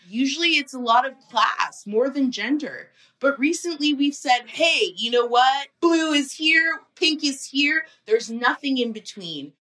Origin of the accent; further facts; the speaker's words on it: Burlington, Ontario, Canada; I grew up in Burlington, Ontario